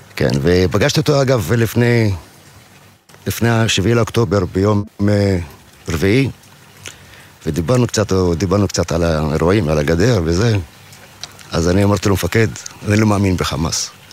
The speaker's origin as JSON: {"language": "Hebrew", "region": "Southern District", "country": "Israel", "tie": "born or raised there", "said": "גדלתי פה"}